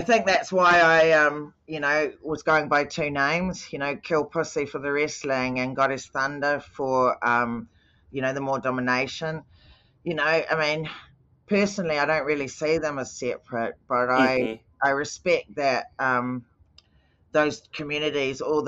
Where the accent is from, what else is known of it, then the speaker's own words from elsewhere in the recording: New Zealand; I grew up in New Zealand